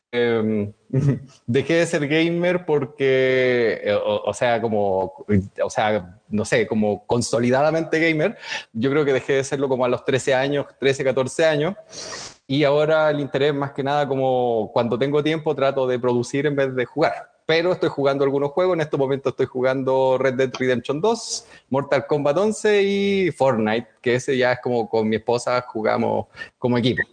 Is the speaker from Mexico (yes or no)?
no; Chile; soy psicólogo y también soy chileno